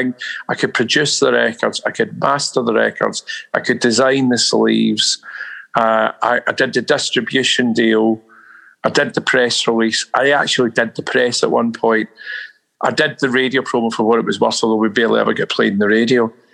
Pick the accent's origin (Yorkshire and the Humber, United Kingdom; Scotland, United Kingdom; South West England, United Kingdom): Scotland, United Kingdom; Glasgow; now in London, United Kingdom; I couldn't go back to Glasgow, man. Not to live, no way. I mean, I've left 40 years ago and I'm a Londoner, really